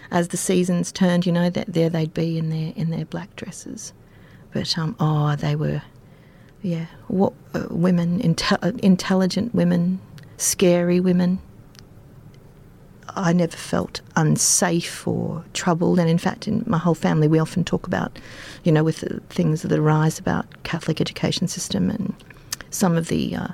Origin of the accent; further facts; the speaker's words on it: Dalby, Queensland, Australia; It's uh, it's it's very very hot. It's very very cold. Um, it's very, and it, it was traditionally a wheat growing area